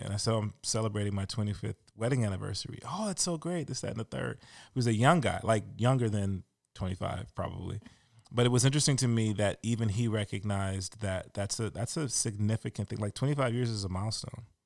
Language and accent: English; Louisiana, United States; I'm from Louisiana pretty much